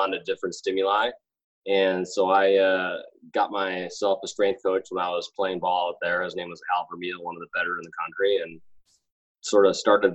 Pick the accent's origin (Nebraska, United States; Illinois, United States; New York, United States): Illinois, United States; Chicago; I'm from Chicago.